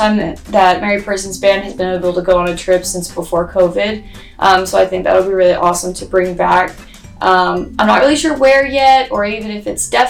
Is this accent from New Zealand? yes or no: no; Warner Robins, Georgia, United States; I'm from Warner Robins. I went to Northside High School. I graduated from there in 2017